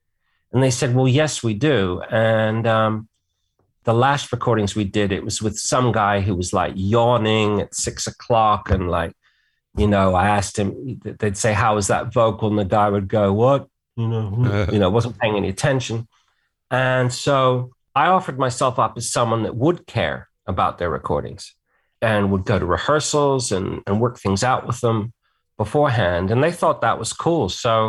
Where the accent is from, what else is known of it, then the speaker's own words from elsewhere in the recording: England, United Kingdom; So I grew up in England and it was interesting to see England through kind of like my parents' American eyes, you know.